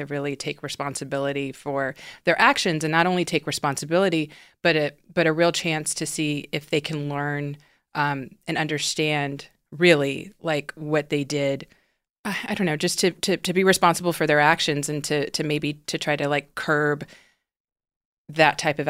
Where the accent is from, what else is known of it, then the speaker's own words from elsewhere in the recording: the South, United States; as a black woman growing up in the South, and especially like with what my mother went through, that my mother was born into, you know, during Jim Crow, the South was completely segregated.